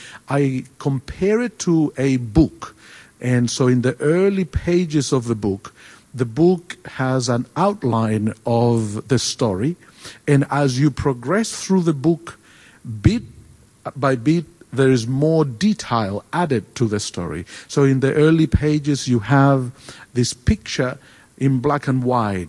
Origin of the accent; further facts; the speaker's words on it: Chile; first language Spanish; English is a second language; moved away as an adult; now in Australia; I was born in South America. I was born in Chile. And so I speak Spanish, which we say is the language of heaven. And I grew up there